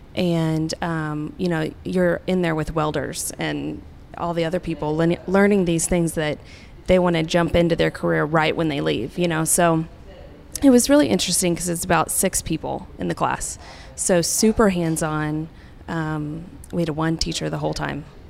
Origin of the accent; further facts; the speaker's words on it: Tulsa, Oklahoma, United States; moved away as an adult; I was from Tulsa